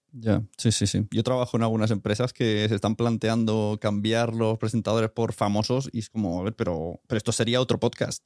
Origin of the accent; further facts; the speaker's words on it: Catalonia, Spain; como catalán